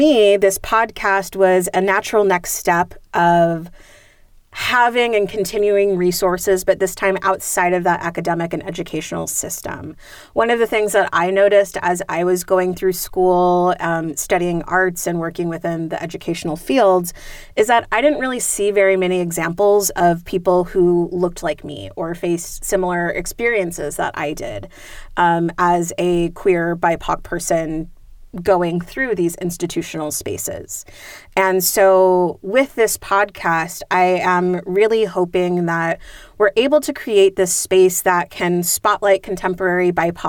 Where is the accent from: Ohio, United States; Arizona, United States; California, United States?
California, United States; San Jose; I was born and raised in San Jose